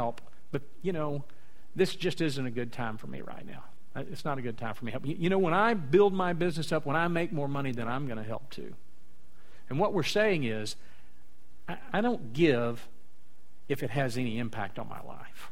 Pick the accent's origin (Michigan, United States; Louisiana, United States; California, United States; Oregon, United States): Louisiana, United States; South; I'm from South Louisiana